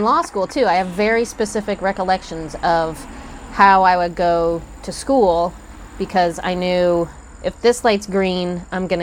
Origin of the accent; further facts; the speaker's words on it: Kansas City, Missouri, United States; I grew up in Kansas City